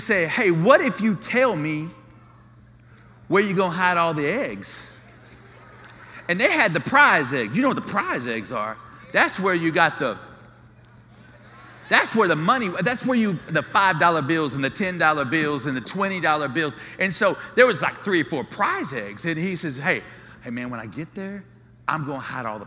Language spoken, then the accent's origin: English; Dallas, Texas, United States; growing up at Fellowship Missionary Baptist Church on Parkdale Drive in Dallas, Texas